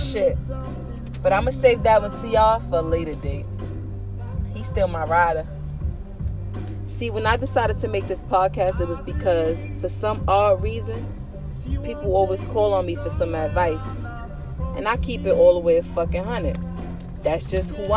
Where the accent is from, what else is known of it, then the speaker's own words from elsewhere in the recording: Jersey City, New Jersey, United States; I was born and raised in Jersey City, New Jersey